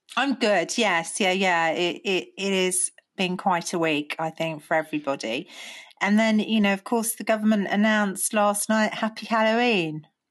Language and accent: English; United Kingdom; as British people